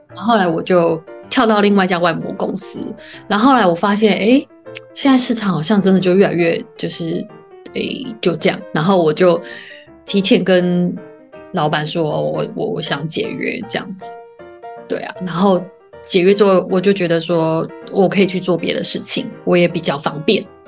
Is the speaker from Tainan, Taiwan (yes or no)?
no; Yunlin County, Taiwan; 因为我是云林人，我中南部的小孩